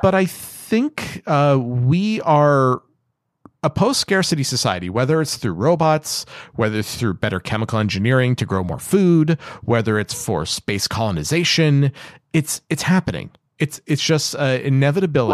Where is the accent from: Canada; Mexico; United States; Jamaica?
Canada; I'm Canadian